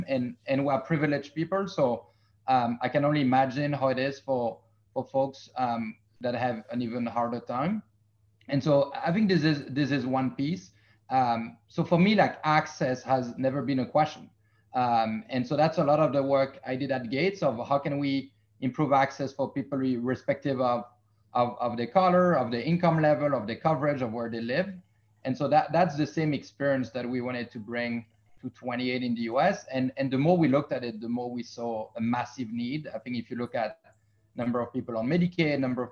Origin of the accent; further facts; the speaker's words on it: Belgium; now in United States; I'm from Belgium in Europe.